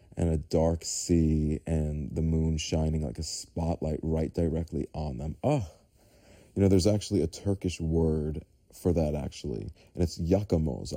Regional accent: New York City, New York, United States; I grew up in New York City, in Staten Island

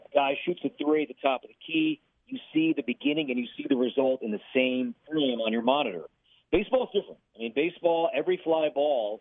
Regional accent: Chicago, Illinois, United States; also born or lived in Minneapolis West Metro, Minnesota; now in Minneapolis, United States; I'm from Chicago.

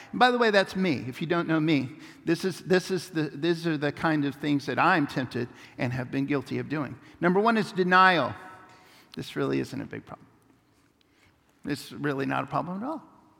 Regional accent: Papua New Guinea; It was a powerful moment for when we were growing up in Papua New Guinea.

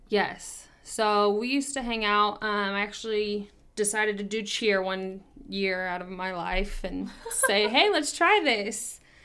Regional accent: Kansas City, United States; I was born and raised in Kansas City, have been here my whole entire life

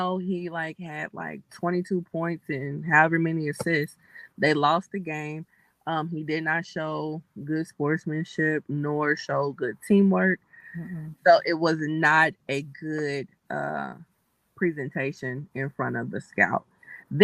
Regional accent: Midwest, United States; me being a Midwesterner

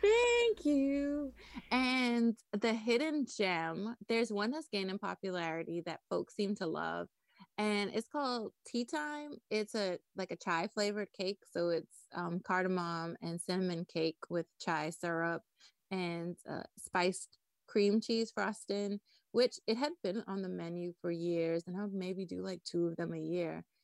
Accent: Nassau, New Providence, Bahamas; moved away as an adult; also born or lived in North Carolina; I was born and raised in Nassau, Bahamas

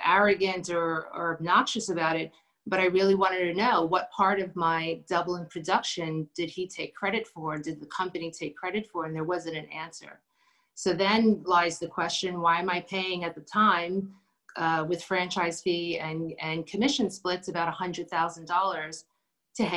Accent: New York City, New York, United States; moved away as an adult; also born or lived in New Jersey; now in Chester County, Pennsylvania, United States; We're originally from Brooklyn

